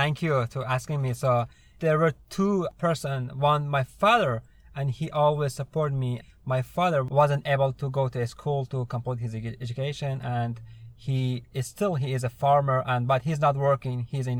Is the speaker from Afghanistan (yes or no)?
yes; Afghanistan; English is a second language; now in United States; I'm originally from Afghanistan. I came to United States 2 years ago, 2016, through SIV, Special Immigration Visa. And I was working with the U.S. military back in Afghanistan, and that's it.